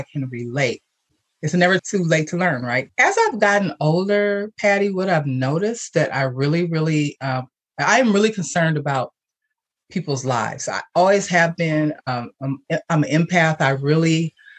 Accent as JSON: {"language": "English", "town": "Milwaukee", "region": "Wisconsin", "country": "United States", "tie": "born or raised there", "said": "I was born and raised in Milwaukee, Wisconsin"}